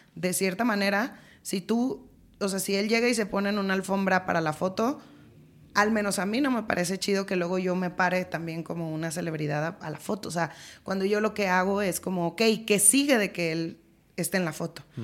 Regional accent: Culiacán, Sinaloa, Mexico; moved away as an adult; yo soy de Sinaloa

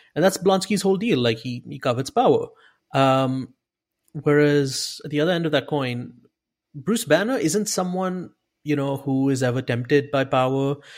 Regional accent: India; I'm, I'm Indian.

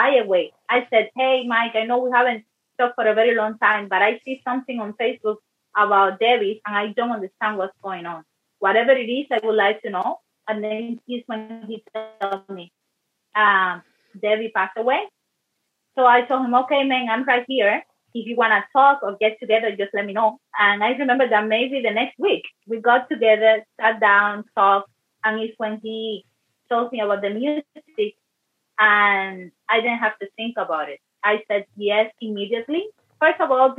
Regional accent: Cuba; now in Canada; I grew up in Cuba

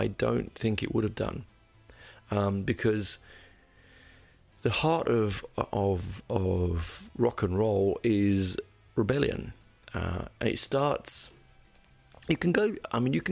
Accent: London, United Kingdom; I grew up in North London, in Copthall

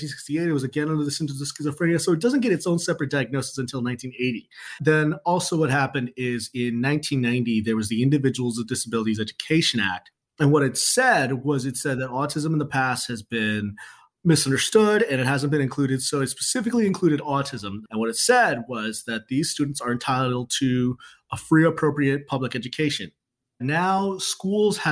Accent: Chicago, Illinois, United States; I'm from Chicago

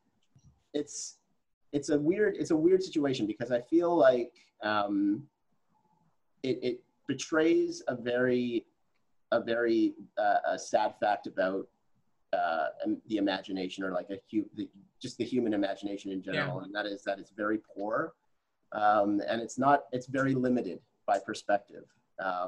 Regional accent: Regina, Saskatchewan, Canada; I grew up in Regina, Saskatchewan, which is a predominantly white community.

